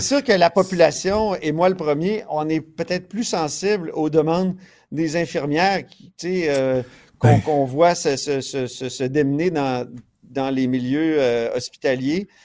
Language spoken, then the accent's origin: French; Quebec, Canada; on est plein de Québécois